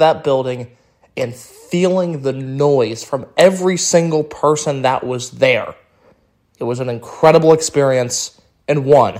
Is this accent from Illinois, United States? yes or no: yes; Chicago, Illinois, United States; born or raised there